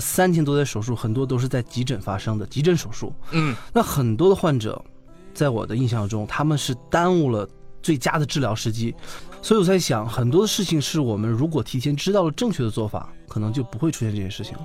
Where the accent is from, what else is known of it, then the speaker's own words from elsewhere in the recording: Northeast China, China; moved away as an adult; now in Beijing, China; 我在从老家，我是东北人，我从东北坐火车回北京